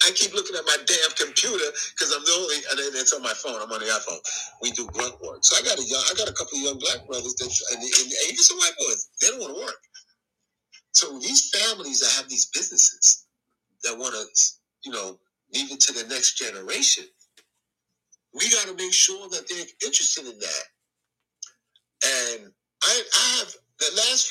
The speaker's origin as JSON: {"language": "English", "region": "the South", "country": "United States", "moved": "yes", "lives_now": "New York City, United States", "said": "I'm from the South"}